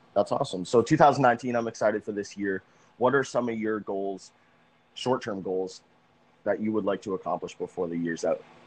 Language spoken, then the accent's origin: English; Massachusetts, United States; moved away; Massachusetts is actually my home state